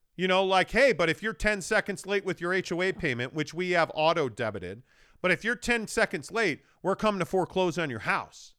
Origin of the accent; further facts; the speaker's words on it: Chicago, Illinois, United States; moved away; growing up in Chicago